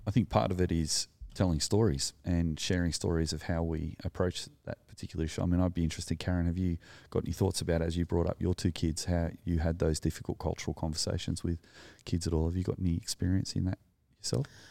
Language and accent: English; Sydney, New South Wales, Australia; also born or lived in Narrandera, New South Wales; I grew up in the Sullen Shire, surrounded by A, A, Anglo people, and I didn't know any Aboriginal people growing up until we moved to the country in Narandra in New South Wales.